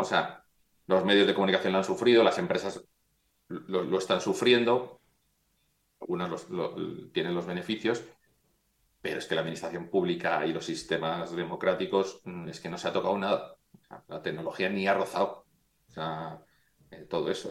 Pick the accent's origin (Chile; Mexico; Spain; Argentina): Spain; Madrid, Community of Madrid; also born or lived in Pontevedra; yo, mi familia es de Galicia, yo nací en Madrid